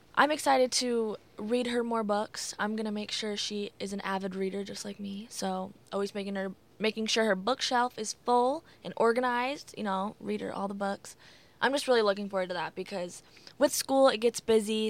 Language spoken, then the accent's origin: English; Iowa City, Iowa, United States; moved away as an adult; now in Davenport, United States; stay back in my hometown in Iowa City